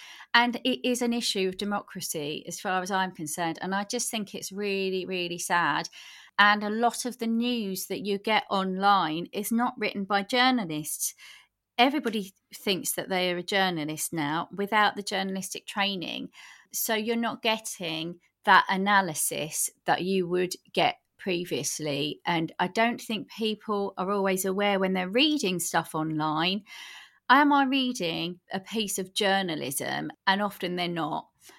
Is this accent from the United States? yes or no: no; England, United Kingdom; accent: Cockney; But definitely 20 years ago, I was fighting the Cockney in me, which I'm not really proud